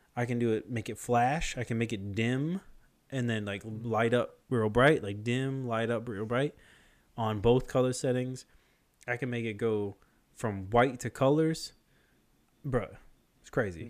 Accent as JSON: {"language": "English", "town": "Rockville Centre", "region": "New York", "country": "United States", "tie": "born or raised there", "said": "I know for sure I was born in Mercy Hospital in Rockville Center, New York"}